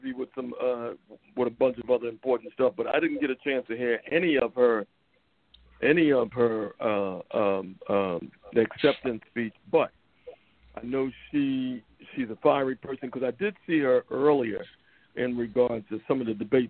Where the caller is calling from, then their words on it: Philadelphia, Pennsylvania, United States; Yeah, I'm here, man. I'm here. I'm coming from Philadelphia, PA.